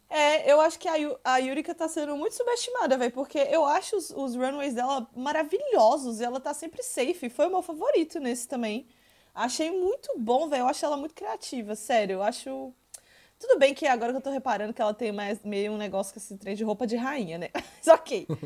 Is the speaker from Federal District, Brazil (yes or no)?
no; Minas Gerais, Brazil; eu que sou de Minas Gerais